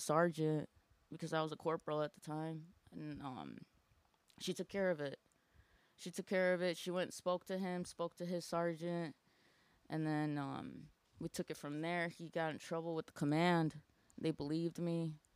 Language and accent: English; Aurora, Illinois, United States; I am from Aurora, Illinois